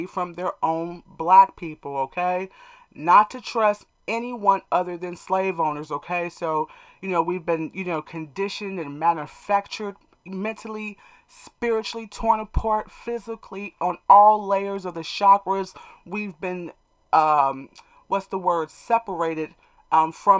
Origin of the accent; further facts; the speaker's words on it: United States; us as American black people